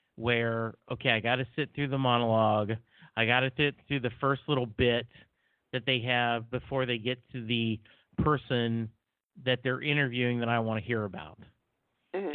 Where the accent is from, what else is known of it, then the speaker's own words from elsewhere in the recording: Texas, United States; I'm a guy from Texas